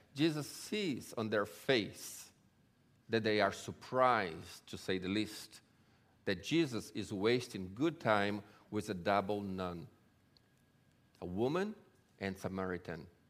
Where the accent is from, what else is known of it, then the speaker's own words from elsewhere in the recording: Brazil; also born or lived in Israel; now in LaGrange, United States; I grew up in Brazil and, um, from a Jewish family